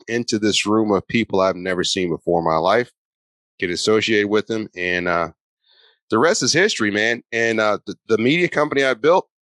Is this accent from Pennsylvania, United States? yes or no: no; St. Louis, Missouri, United States; I'm from St. Louis, and St. Louis is one of the hottest real estate investing markets in the country